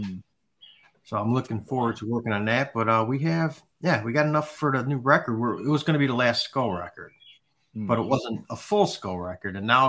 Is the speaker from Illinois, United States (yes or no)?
yes; Chicago, Illinois, United States; I grew up in Wrigleyville.